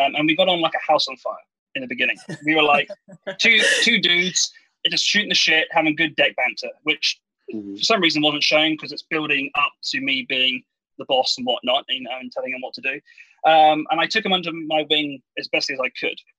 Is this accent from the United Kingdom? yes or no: yes; England, United Kingdom; moved away; I'm English